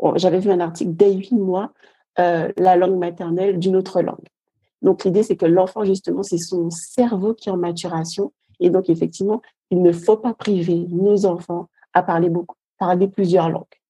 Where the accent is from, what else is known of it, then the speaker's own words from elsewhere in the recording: Guadeloupe; Je viens de la Guadeloupe et j'ai un petit garçon de 3 ans